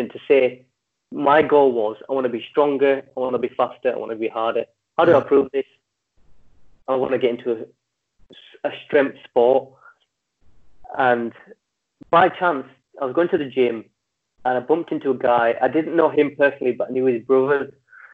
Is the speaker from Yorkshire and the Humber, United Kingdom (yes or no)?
yes; Leeds, Yorkshire and the Humber, United Kingdom; I'm from Leeds, and in our region we have Yorkshire and North East